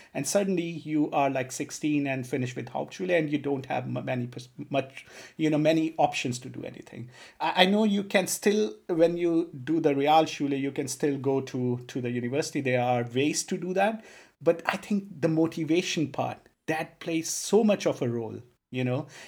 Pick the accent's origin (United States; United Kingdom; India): India; Punjab; first language Punjabi; English is a second language; moved away; also born or lived in Tanzania; I'm from a state called Punjab